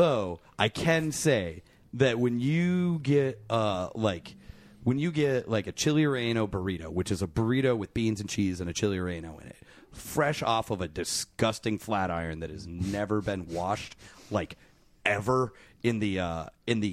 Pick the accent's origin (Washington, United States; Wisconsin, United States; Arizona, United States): Arizona, United States; Phoenix; moved away; I'm actually from Phoenix